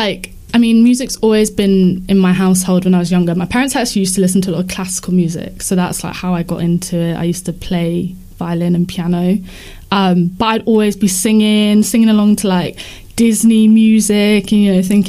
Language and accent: English; Chichester, South East England, United Kingdom; also born or lived in Wood Green, London; now in London, United Kingdom; So I'm currently based in Wood Green. But yeah, grew up in Chichester, which is like between Portsmouth and Brighton.